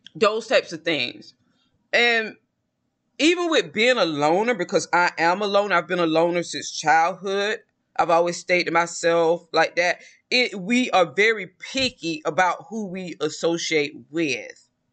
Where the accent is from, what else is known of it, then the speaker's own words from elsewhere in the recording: the South, United States; I'm from the South